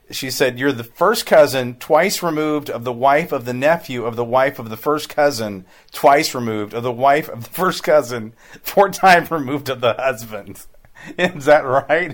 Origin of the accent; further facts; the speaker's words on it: Hannibal, Missouri, United States; I grew up in Hannibal